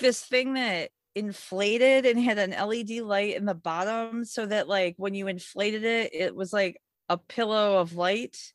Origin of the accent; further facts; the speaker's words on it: Michigan, United States; now in New York, United States; I grew up in Michigan